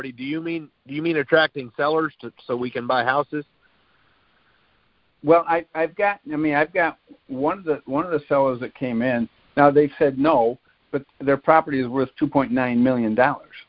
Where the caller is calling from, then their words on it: Florida, United States; I'm working from Florida